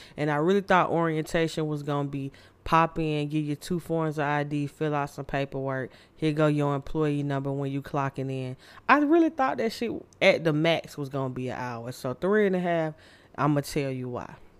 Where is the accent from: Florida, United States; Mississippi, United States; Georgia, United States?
Georgia, United States; Candler Road; I grew up on Candler Road and I hung with all the bad kids in the hood